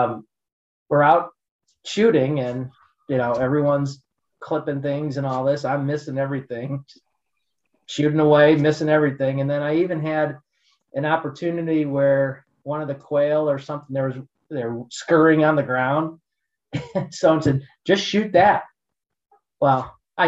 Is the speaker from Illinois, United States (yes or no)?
yes; Lake Forest, Illinois, United States; born or raised there; moved away